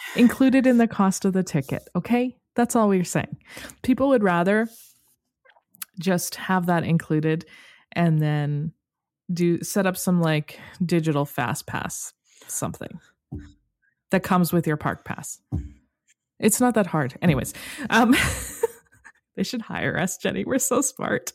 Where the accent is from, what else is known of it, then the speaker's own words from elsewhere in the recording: Canada; as a Canadian